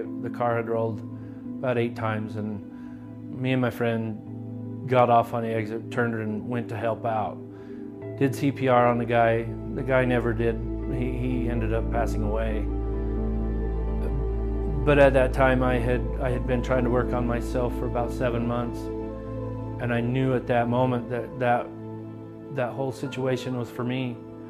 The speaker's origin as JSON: {"language": "English", "town": "Salt Lake City", "region": "Utah", "country": "United States", "tie": "born or raised there", "said": "I was raised here in Salt Lake City. I was raised in an LDS family."}